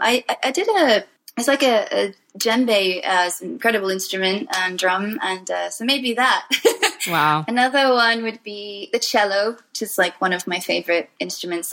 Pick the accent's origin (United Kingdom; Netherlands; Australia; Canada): United Kingdom; Wales; I come from Wales